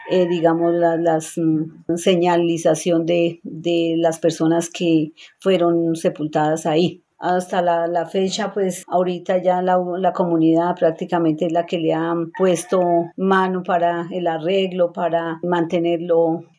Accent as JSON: {"language": "Spanish", "town": "Nazareth", "region": "Bogotá", "country": "Colombia", "tie": "born or raised there", "also_born_or_lived": "vereda del Raizar", "said": "vivo aquí en Nazaret, centro poblado. Nací en la vereda del Raizar, pero me crié aquí en Nazaret, aquí mismo en el centro poblado. Tengo 62 años"}